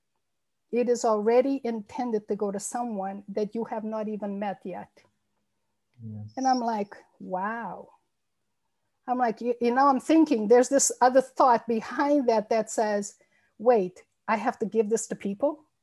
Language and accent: English; Massachusetts and New Hampshire, Northeast United States, United States; also born or lived in Azores, Portugal; I came to the United States when I was a child and lived in the Northeast in Massachusetts and mostly in New Hampshire, the state of New Hampshire, most of my life.